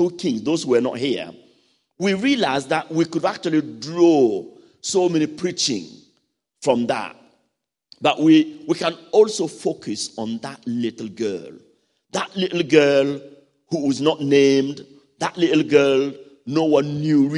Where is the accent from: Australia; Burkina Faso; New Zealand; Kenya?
Burkina Faso; from Burkina Faso.